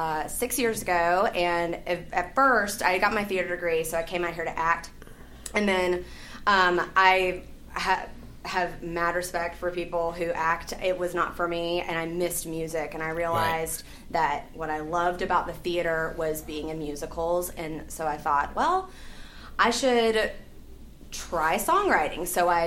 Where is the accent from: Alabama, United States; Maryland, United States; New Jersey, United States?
Alabama, United States; moved away as an adult; now in Los Angeles, United States; Well, I moved here to Los Angeles from Alabama 6 years ago. I went to college at University of Alabama at Birmingham.